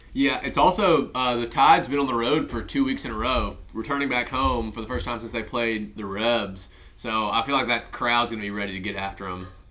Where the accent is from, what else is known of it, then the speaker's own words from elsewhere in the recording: Mobile, Alabama, United States; my hometown, Mobile